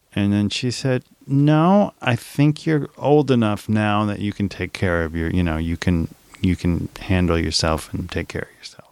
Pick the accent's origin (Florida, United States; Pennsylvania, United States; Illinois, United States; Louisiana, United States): Louisiana, United States; New Orleans; I grew up in New Orleans